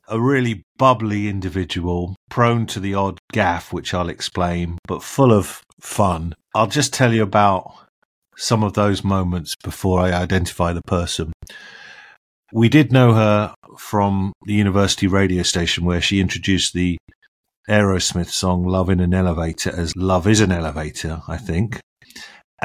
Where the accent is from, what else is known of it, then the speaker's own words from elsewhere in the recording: Chessington, London, United Kingdom; I'm really from Chessington, but that's Kingston.